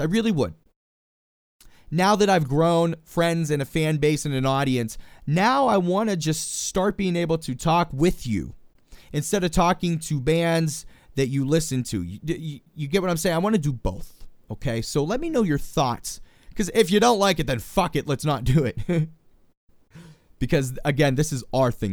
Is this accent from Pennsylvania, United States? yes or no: yes; Pittsburgh, Pennsylvania, United States; I'm from Pittsburgh